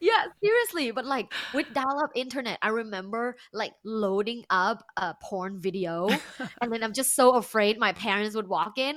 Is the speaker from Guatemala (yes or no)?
no; Bangkok, Thailand; English is a second language; moved away as an adult; now in United States; I am uh, originally from Thailand. Uh, I was born and I grew up in Bangkok, which is big.